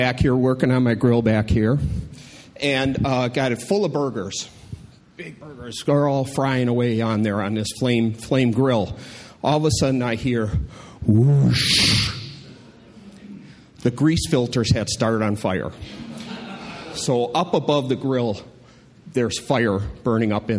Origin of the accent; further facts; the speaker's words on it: Milwaukee, Wisconsin, United States; I grew up in Milwaukee